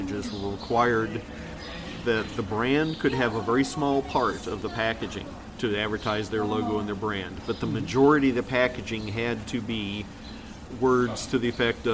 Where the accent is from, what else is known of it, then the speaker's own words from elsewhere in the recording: Rochester, New York, United States; moved away; I grew up in Rochester, New York